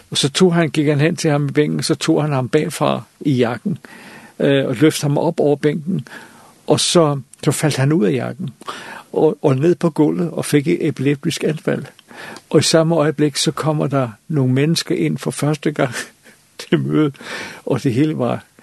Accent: Copenhagen, Capital Region of Denmark, Denmark; jeg er også jeg var københavner, og, og, og det, det der provincielle, øh, det, det kunne jeg ikke rigtig med

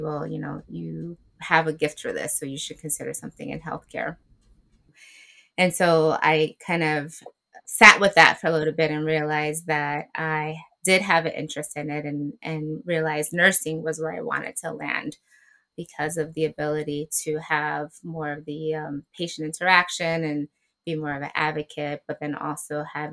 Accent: New York City, New York, United States; So I am a proud Afro-Latina from the Boogie Down Bronx, born and raised.

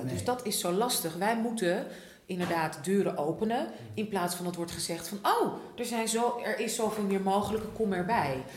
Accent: Netherlands; ik ben ook opgegroeid in Nederland

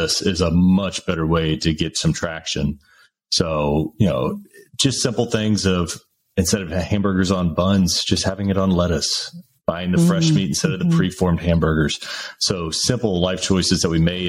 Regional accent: Dallas-Fort Worth area, Texas, United States; a native Texan, born and raised in the Dallas-Fort Worth area

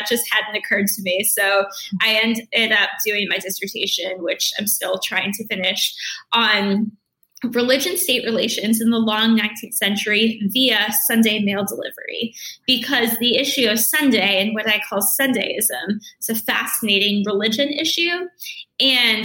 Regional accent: Rhode Island, United States; I am from Rhode Island

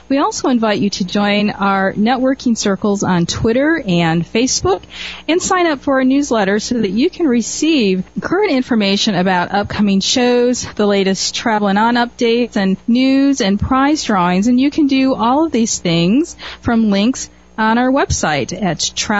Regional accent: Midwest, United States; I'm from the Midwest

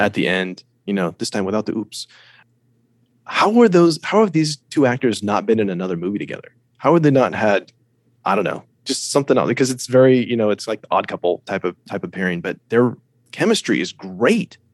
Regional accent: United States; I'm an American. I live in America

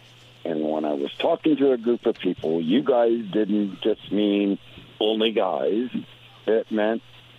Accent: Indianapolis, Indiana, United States; also born or lived in Huntsville, Alabama / Stone Mountain, Georgia; I was born in Indianapolis, Indiana, in 1961. I've always said, you guys. However, I lived in Huntsville, Alabama, and Stone Mountain, Georgia, where they said, y'all.

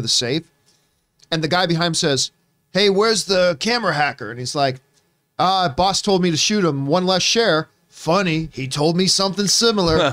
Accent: Hamilton, Ontario, Canada; my hometown is Hamilton, Ontario

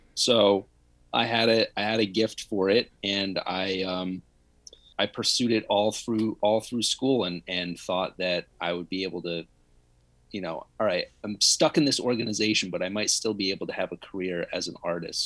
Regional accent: Connecticut, United States; home where I grew up in Connecticut

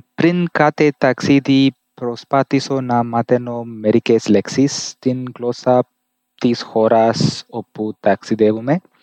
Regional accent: India; Greek is a second language; είμαι από την Ινδία. Μένω στην Ινδία

